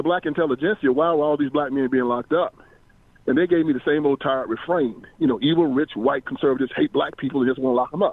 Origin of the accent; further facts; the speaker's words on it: Brownsville, Tennessee, United States; I am from Tennessee. I'm from Brownsville, Tennessee, actually, right between Jackson and Memphis, small town.